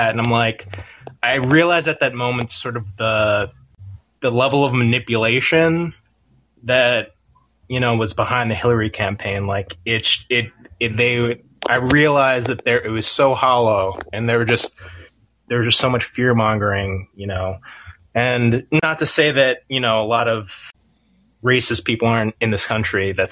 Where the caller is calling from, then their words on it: New Brunswick, New Jersey, United States; I'm from New Brunswick, New Jersey.